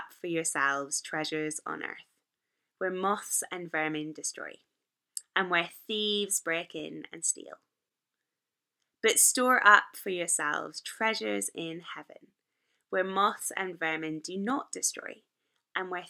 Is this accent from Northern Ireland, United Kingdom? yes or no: yes; Northern Ireland, United Kingdom; accent: Northern Irish; my Northern Irish accent